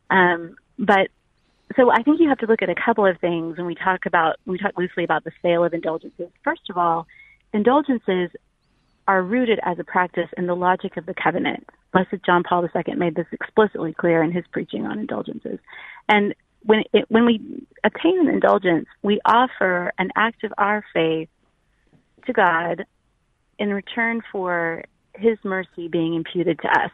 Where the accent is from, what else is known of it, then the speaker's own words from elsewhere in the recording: South Central Texas, United States; I live in South Central Texas, and so the missions, the culture of beautiful Catholic life were all around me as a child growing up